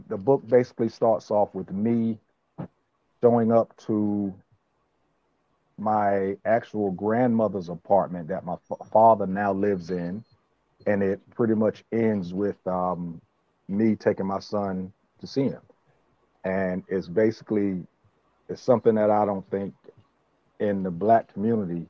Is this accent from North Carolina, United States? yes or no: yes; Richlands, North Carolina, United States; also born or lived in Brooklyn, New York; I was born in Brooklyn, New York. I moved down to Richlands when I was in the third or fourth grade. Left for a moment, then came back for good